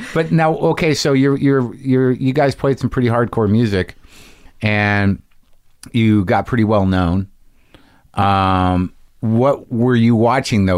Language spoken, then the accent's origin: English; New Mexico, United States; I grew up in New Mexico as a Jew